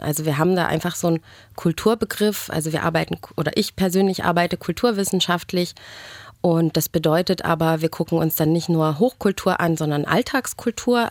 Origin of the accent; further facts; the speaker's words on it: Germany; als Deutsche dann auch oftmals so dasteht und sich schon fragt, naja, Moment, bei uns ist es aber in der Highschool nicht so